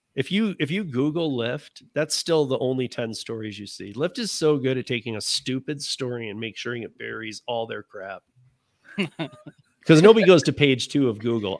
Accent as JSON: {"language": "English", "region": "Michigan", "country": "United States", "tie": "born or raised there", "said": "I grew up in Michigan"}